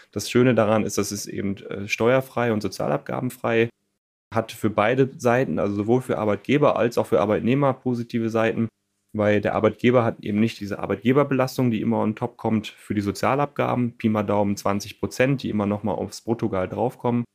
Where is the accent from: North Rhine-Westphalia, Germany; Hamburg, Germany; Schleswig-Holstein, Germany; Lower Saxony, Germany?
North Rhine-Westphalia, Germany; now in Cologne, Germany; Ich komme gebürtig vom Niederrhein, lebe aber seit vielen Jahren in der wunderschönen Stadt Köln